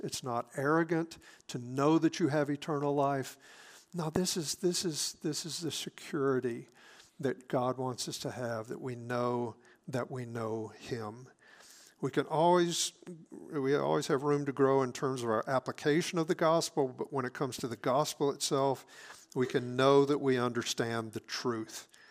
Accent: South Mississippi, United States; I grew up in South Mississippi

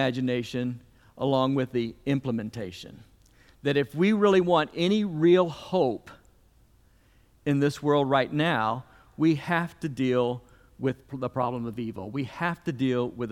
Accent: the South, United States; as a Southerner

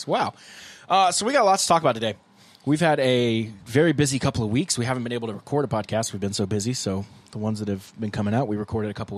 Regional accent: Columbia, South Carolina, United States; moved away; I grew up in Columbia

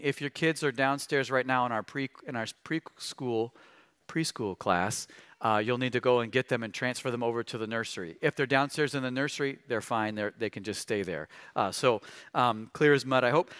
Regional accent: Missouri, United States; I grew up in Missouri

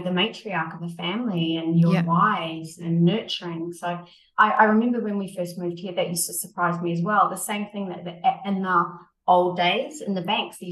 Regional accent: New Zealand; now in United Arab Emirates; I come from New Zealand where we're quite a young country

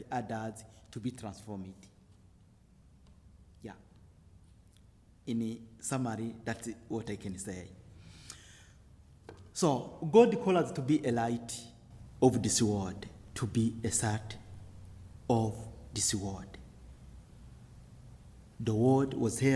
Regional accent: Burundi; I am from the Hutu tribes of Burundi

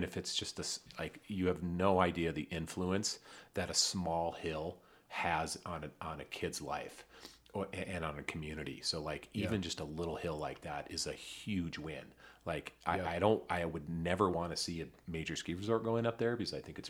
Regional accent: Michigan, United States; moved away; the little resort that I grew up skiing in Michigan

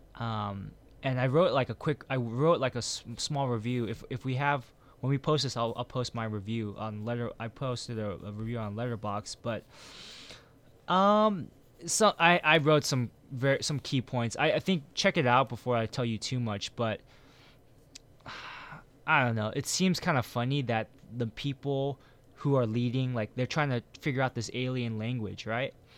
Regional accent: United States; I'm from, uh, America

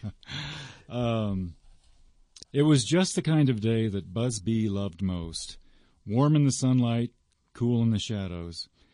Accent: South Florida, United States; I grew up in South Florida

